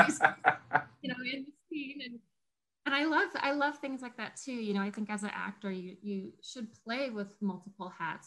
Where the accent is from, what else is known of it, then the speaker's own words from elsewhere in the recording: Colorado, United States; I grew up in Colorado